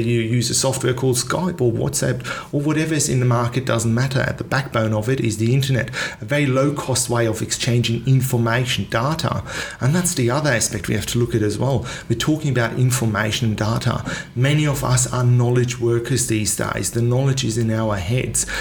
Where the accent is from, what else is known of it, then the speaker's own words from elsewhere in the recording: Singapore; also born or lived in United Kingdom; now in Australia; I was born and raised in Singapore.